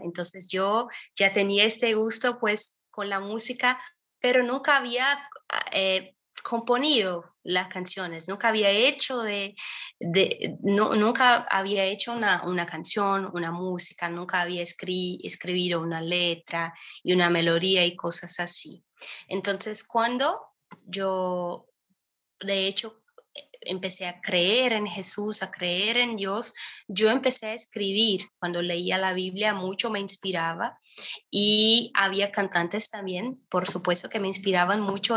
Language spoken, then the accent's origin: Spanish; Brazil; Spanish is a second language; yo soy aquí de Brasil